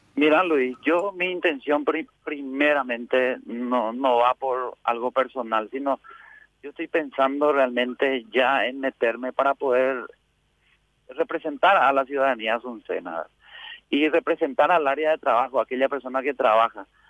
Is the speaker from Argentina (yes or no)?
no; Asunción, Paraguay; mi pueblo realmente, de Asunción principalmente